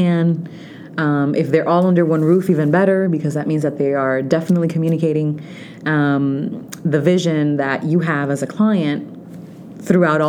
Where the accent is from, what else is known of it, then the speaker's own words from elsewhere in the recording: Orlando, Florida, United States; English is a second language; also born or lived in Dominican Republic; now in South Florida, United States; I actually went to school in Central Florida because I'm from Orlando